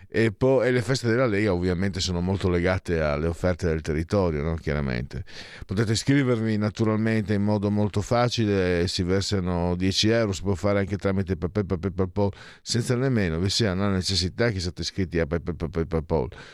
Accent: Friuli-Venezia Giulia, Italy; io da bambino, in Friuli, io vengo dal Friuli

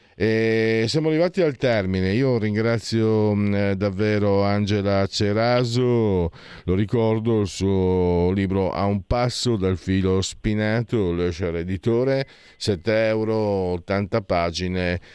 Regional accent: Friuli-Venezia Giulia, Italy; io stesso vengo dal Friuli, non mi sento nemmeno italiano

